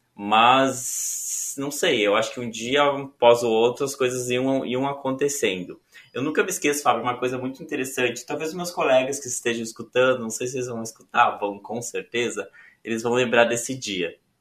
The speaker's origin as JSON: {"language": "Portuguese", "town": "São Borja", "region": "Rio Grande do Sul", "country": "Brazil", "tie": "born or raised there", "also_born_or_lived": "Porto Alegre", "moved": "as an adult", "lives_now": "Florianópolis, Brazil", "said": "eu sou gaúcho. Sou natural de Porto Alegre, mas eu sempre morei em São Borja."}